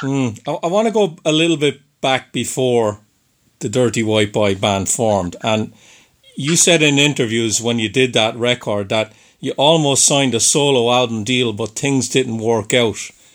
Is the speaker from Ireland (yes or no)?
yes; Ireland; accent: Irish; now in Boston, United States; I'm from Ireland